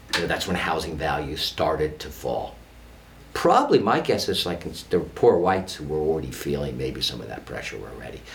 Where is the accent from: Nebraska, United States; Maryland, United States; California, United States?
California, United States; San Francisco; moved away as an adult; also born or lived in New York; now in Baltimore, United States; I grew up in San Francisco